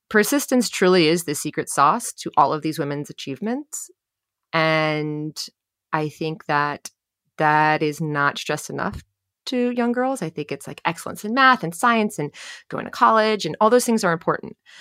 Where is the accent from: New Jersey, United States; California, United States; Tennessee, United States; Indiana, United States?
New Jersey, United States; born or raised there